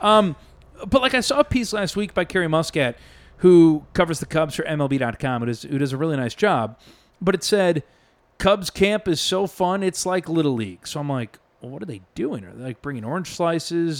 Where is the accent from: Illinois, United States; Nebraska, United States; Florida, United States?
Illinois, United States; Chicago; I grew up in Chicago